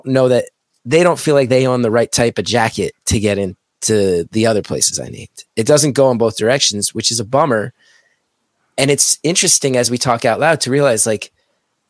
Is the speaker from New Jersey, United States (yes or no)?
yes; West Orange, New Jersey, United States; I grew up right near Colgate Park in West Orange